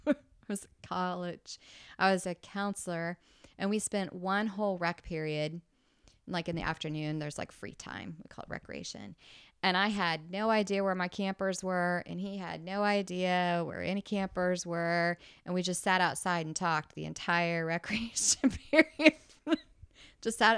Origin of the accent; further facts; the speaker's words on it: Indianapolis, Indiana, United States; because he lived in Evansville and I grew up in Indianapolis.